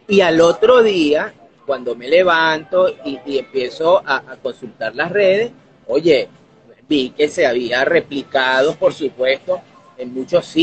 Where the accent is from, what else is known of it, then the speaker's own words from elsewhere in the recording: Barquisimeto, Lara, Venezuela; No, yo soy barquisimetano, yo nací aquí en Barquisimeto, porque mi familia, aunque es de origen andino